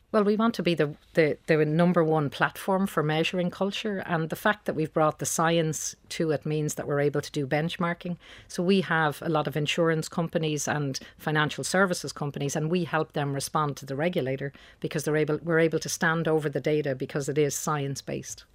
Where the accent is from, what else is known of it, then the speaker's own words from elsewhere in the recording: Dublin, Leinster, Ireland; I'm from Dublin. Uh, I grew up in Beaumont.